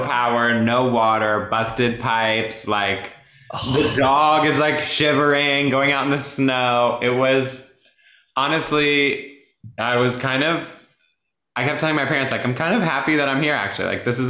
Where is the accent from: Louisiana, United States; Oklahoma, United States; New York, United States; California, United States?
New York, United States; Deer Park; born there; So I was born in Long Island